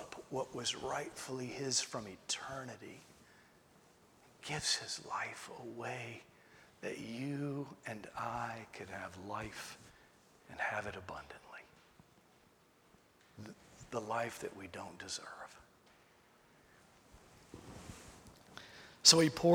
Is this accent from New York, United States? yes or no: no; Tidewater, Virginia, United States; I'm from Virginia. I'm from Tidewater, Virginia. So we say good